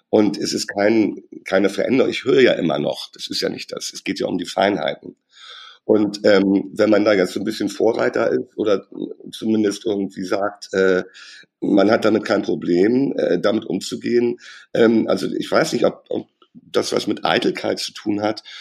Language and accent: German; Hamburg, Germany; ich komme aus Hamburg und da redet man halt so miteinander.